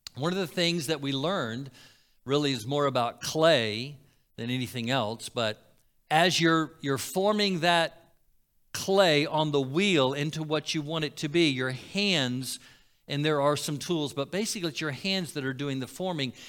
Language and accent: English; Florida, United States; Growing up in Florida